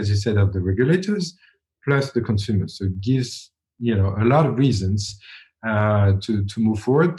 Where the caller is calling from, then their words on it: Switzerland; I'm calling from Switzerland